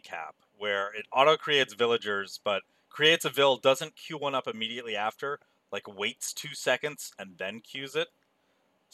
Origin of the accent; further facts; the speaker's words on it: United States; I'm an American